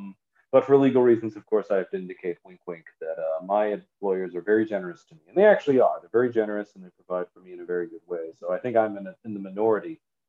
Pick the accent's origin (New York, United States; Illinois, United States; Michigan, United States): Michigan, United States; Detroit; Born and raised in the Detroit area in Michigan